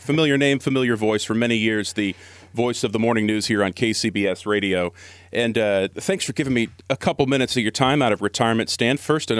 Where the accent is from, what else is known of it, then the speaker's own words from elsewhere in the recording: Seattle, Washington, United States; moved away as an adult; now in San Francisco Bay Area, United States; I'm from Seattle. Worked up in Seattle radio for many, many years before I moved down to the Bay.